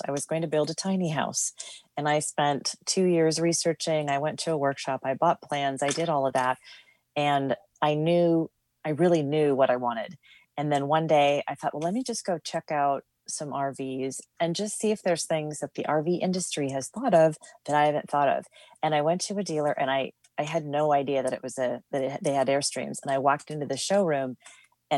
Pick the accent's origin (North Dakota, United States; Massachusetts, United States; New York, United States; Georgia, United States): North Dakota, United States; moved away; also born or lived in Minneapolis, Minnesota; I grew up in North Dakota and have lived a whole bunch of places.